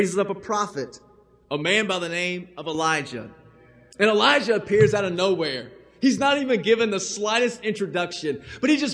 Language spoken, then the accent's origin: English; Owenton, Kentucky, United States; I'm from Owenton, Kentucky, and there's not a whole lot in Owenton, Kentucky